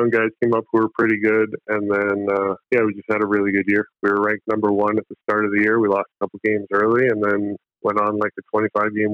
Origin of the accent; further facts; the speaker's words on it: Phoenix, Arizona, United States; born there; I'm a dual citizen. My dad's Canadian, my mom's American. I was born in Pho